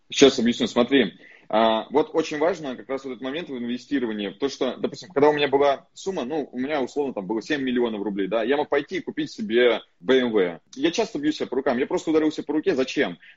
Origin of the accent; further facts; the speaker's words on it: Far East, Russia; born there; потому что я родился на Дальнем Востоке, в селе, Э, вот, в военном городке.